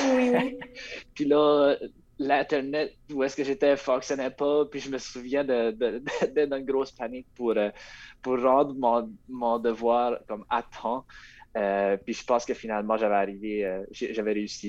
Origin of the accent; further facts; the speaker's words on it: Rogersville, New Brunswick, Canada; je viens, de Rogersville